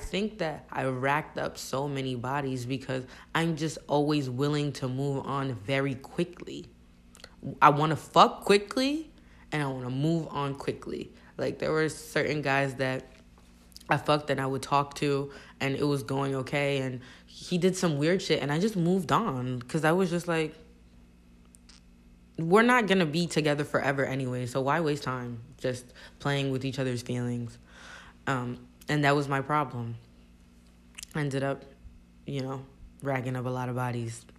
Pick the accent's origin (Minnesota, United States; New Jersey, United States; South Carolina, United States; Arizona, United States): New Jersey, United States; English is a second language; also born or lived in New York / home country (unspecified); I'm from Jersey